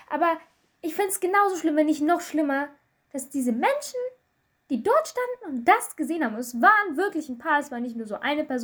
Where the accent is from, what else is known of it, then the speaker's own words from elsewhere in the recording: Germany; Ich komme aus Deutschland und du aus keine Ahnung wo.